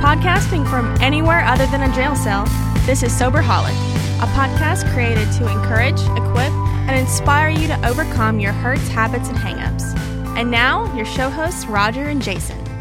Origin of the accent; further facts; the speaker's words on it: United States; being an American